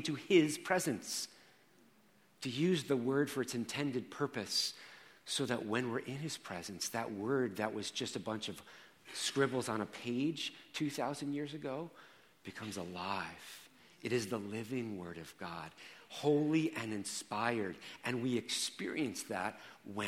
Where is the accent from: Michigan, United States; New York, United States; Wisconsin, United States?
New York, United States; Rockland County; I grew up in Rockland County.